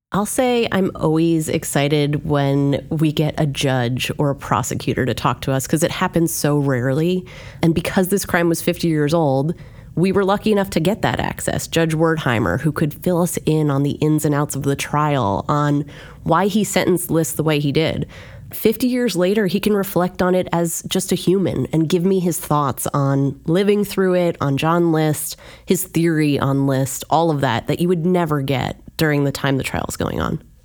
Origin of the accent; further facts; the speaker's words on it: Union County, New Jersey, United States; I grew up in Union County.